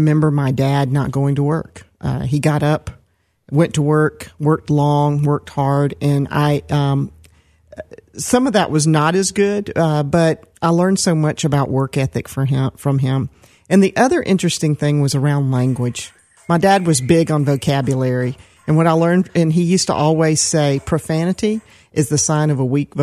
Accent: Decatur, Georgia, United States; also born or lived in Atlanta, Georgia / Stone Mountain, Georgia; I was born in Atlanta, and I grew up, first of all, in Decatur, Georgia

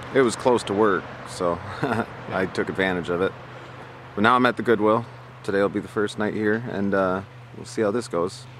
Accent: Midland, Michigan, United States; I come from Midland, Michigan, a wealthy town where Dow Chemical is

